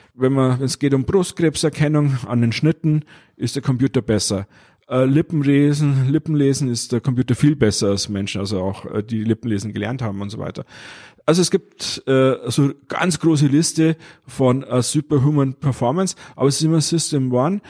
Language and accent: German; Bavaria, Germany; ich bin Bayer